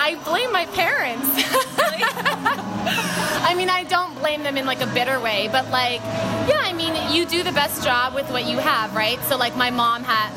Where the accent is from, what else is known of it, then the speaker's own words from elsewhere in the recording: Trumbull, Connecticut, United States; moved away as an adult; also born or lived in California / Pennsylvania / Oneonta, New York; I was born in California, but moved when I was 7 and grew up mainly in Connecticut